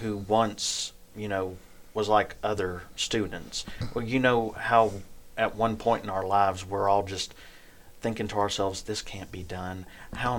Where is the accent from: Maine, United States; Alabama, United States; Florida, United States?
Alabama, United States; Ragland; I am from Ragland, Alabama. It's a very small town here in this state